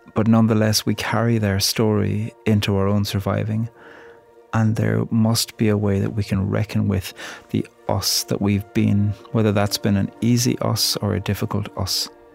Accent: Ireland; I'm a poet from Ireland

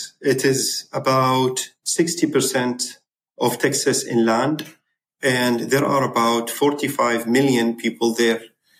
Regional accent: Zubair, Basra Governorate, Iraq; English is a second language; moved away as an adult; now in Houston, United States; I was born in South Iraq, small town called Zubair, which is very close to Kuwait country. That's in Basra province.

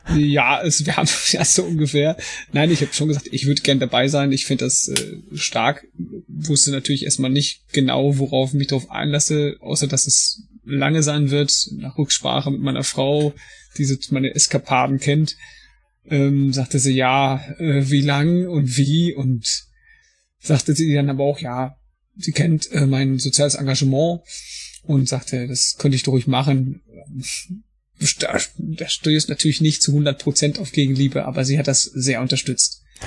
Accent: Paderborn, North Rhine-Westphalia, Germany; ich bin auch beruflich Feuerwehrmann und komme aus Paderborn

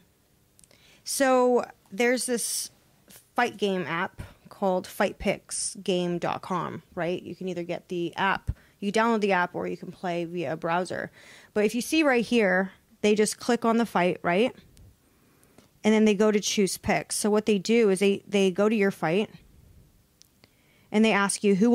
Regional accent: United States; I'm American

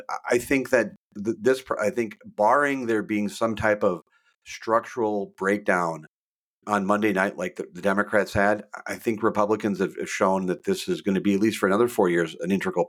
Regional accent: Minnesota, United States; I've born and raised in Minnesota, lived there my entire life. I have relatives all across the state of Iowa, and I've spent a lot of time down there

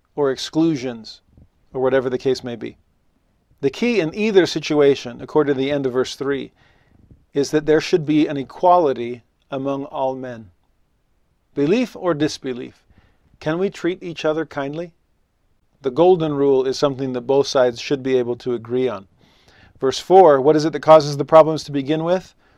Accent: Los Angeles, California, United States; moved away as an adult; also born or lived in Tennessee; now in Utah, United States; growing up in Los Angeles, I was a religious minority.

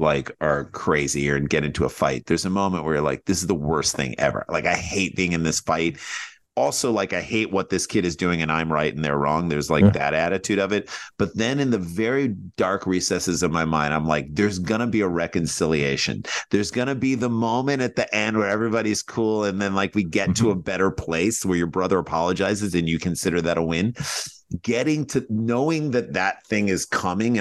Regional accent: St. Louis, Missouri, United States; we grew up in St. Louis, Midwest

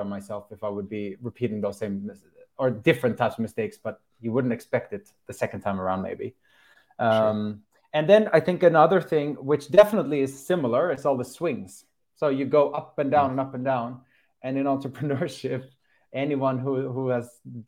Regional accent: Sweden; moved away as an adult; also born or lived in Netherlands; I was living with my friends at home in Sweden

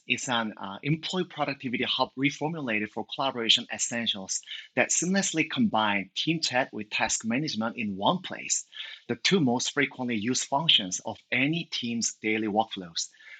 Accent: Seoul, South Korea; English is a second language; moved away as an adult; now in United States; And actually, I moved to the Bay Area from Seoul, Korea a few years ago, but I have been spending most of my time building the product in Seoul.

